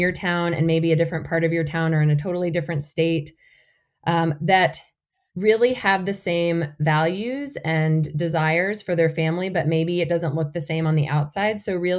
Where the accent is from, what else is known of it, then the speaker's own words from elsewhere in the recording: North Georgia, United States; moved away as an adult; also born or lived in Montana; I grew up in North Georgia, about as the crow flies, about 40 miles north of the Atlanta area. And it's really like on the cusp of the country and the city. So grew up on a lot of acreage